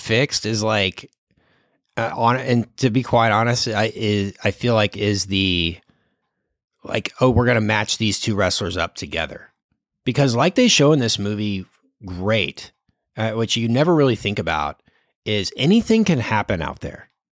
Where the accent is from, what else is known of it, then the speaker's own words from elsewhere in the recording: Dallas, Texas, United States; I am from Dallas